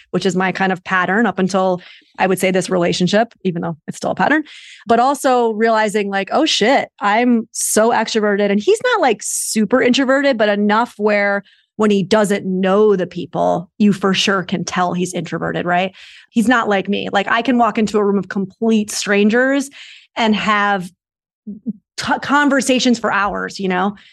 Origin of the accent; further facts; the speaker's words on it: New York, United States; moved away as an adult; now in Los Angeles, United States; I'm originally from New York, and I, I've been out here for about six years.